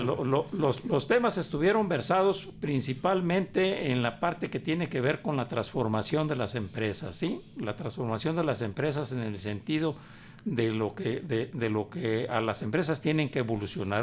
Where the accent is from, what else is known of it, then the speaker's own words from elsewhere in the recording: Guadalajara, Jalisco, Mexico; also born or lived in Sayula; Yo llegué muy joven este, aquí, aquí a Guadalajara venía de, de soy nací en Sayula, a raíz de que mi padre fallece, yo, la familia nos tuvimos que radicar aquí, aquí, en, aquí en Guadalajara